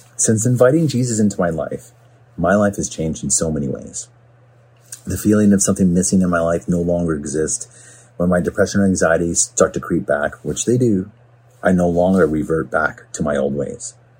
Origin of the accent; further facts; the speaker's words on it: Smithers, British Columbia, Canada; also born or lived in Vancouver; now in Port Coquitlam, Canada; growing up in Smithers was a great place to be raised